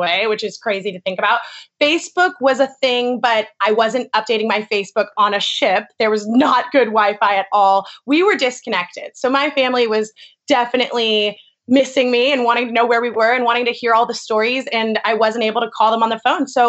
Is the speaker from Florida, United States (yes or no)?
no; California, United States; moved away as an adult; also born or lived in North Carolina / San Francisco / Bali; I grew up in California, but went to the University of North Carolina